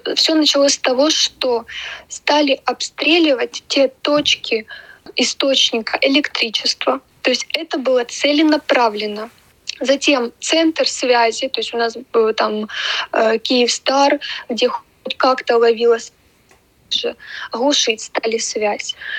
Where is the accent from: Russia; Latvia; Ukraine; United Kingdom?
Ukraine; moved away as an adult; also born or lived in Kyiv; now in Germany; Мы как друженцы с Украины. Почему? Потому что началась война у нас в родной нашей стране.